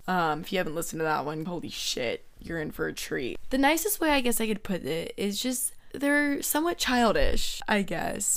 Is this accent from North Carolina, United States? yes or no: no; Georgia, United States; moved away as an adult; now in Florida, United States; my whole life, I was raised in Georgia, and it's my hometown